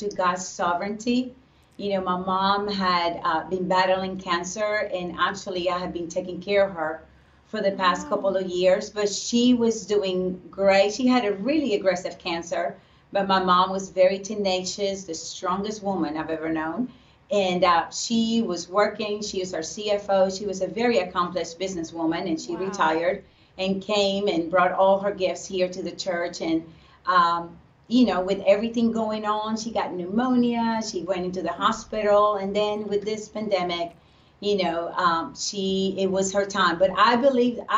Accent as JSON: {"language": "English", "country": "Puerto Rico", "tie": "born or raised there", "said": "I grew up in Puerto Rico"}